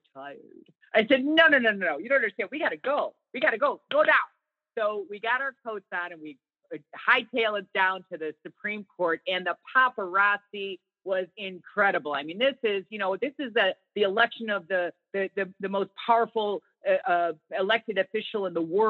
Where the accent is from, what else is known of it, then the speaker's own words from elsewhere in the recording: Chicago, Illinois, United States; I'm from Chicago